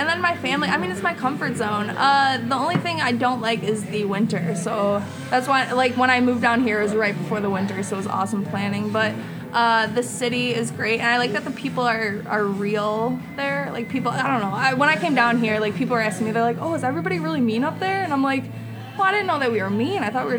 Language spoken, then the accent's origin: English; Boston, Massachusetts, United States; accent: Boston; But then I noticed my accent, too, was coming out. Like, when I would say, like, when I would talk to people and I would say certain things like, mom, and they're like, look at me like a certain way. I'm like, oh, my O's.